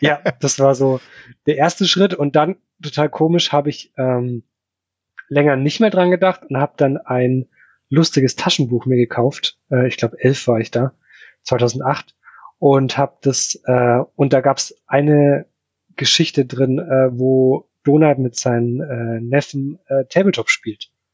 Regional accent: Upper Palatinate, near Nuremberg, Bavaria, Germany; now in Ingolstadt, Germany; Ich komme eigentlich äh, aus der Oberpfalz, also genau an der Grenze von Franken

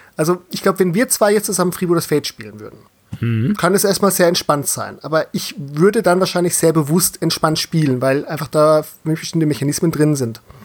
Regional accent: Southern Germany, Germany; als gebürtiger Süddeutscher

